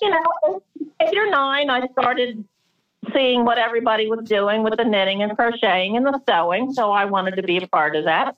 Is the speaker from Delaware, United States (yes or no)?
yes; Delaware, United States; now in Maryland, United States; I grew up in Delaware